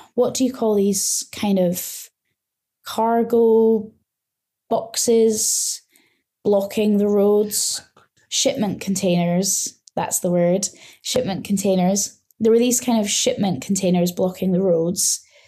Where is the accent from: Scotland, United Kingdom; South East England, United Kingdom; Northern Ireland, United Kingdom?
Scotland, United Kingdom; moved away as an adult; now in Nantong, China; I am from Scotland in the U K, and I have been in China now for three and a half years